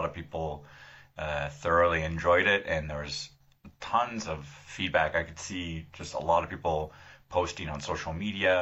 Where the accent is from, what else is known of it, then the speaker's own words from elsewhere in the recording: Southern California, United States; moved away as an adult; also born or lived in Paris; now in Mexico City, Mexico; I grew up in Southern California, and now I've been living in Mexico City for the last 9 years, and before that I was in Paris for 6 years